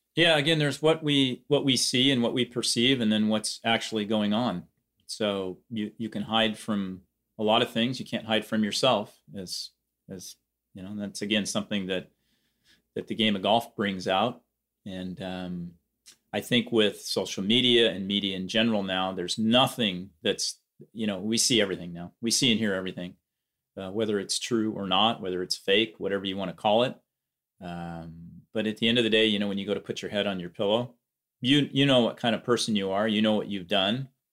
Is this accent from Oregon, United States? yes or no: yes; Eugene, Oregon, United States; here in Eugene, Oregon, back in my hometown